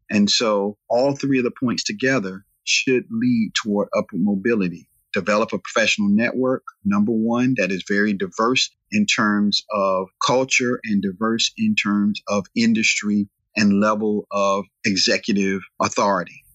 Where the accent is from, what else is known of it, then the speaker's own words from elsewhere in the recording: Raleigh, North Carolina, United States; I'm from Southeast Raleigh, this became a predominantly black area